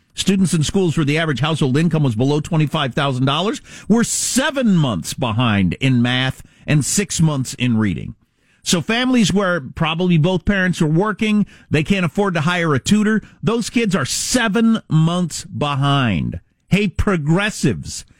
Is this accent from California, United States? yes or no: no; Wisconsin, United States; I grew up in Wisconsin, the freaking dairy state